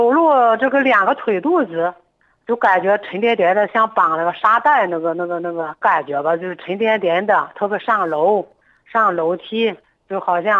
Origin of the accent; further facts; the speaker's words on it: Changyuan, Henan, China; 我是咱们长垣县的。